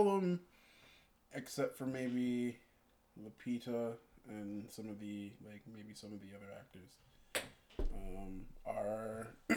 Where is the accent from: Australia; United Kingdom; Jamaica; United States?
Jamaica; I'm Jamaican too